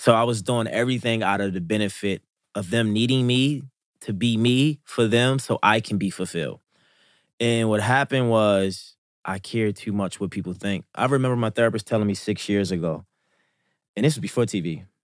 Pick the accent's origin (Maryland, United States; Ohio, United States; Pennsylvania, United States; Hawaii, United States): Maryland, United States; Baltimore; I'm from Baltimore, Maryland, West Baltimore, to be exact. in Baltimore was why I was born and raised.